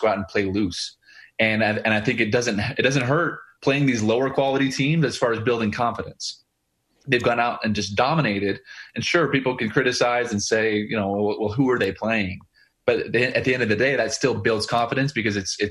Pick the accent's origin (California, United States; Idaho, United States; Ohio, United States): Idaho, United States; Boise; moved away; my hometown team that I grew up a fan